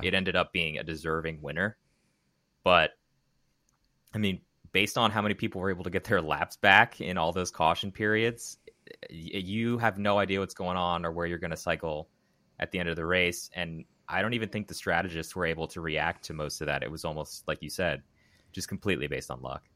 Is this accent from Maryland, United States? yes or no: yes; Maryland, United States; I grew up in Maryland.